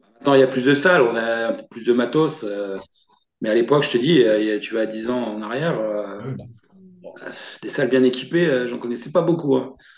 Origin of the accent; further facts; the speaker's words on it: France; chez moi en France